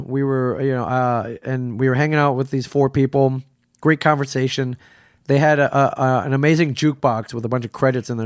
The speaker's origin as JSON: {"language": "English", "town": "Ann Arbor", "region": "Michigan", "country": "United States", "tie": "born or raised there", "moved": "as an adult", "lives_now": "New Jersey, United States", "said": "Ann Arbor, Michigan, where I, where I grew up"}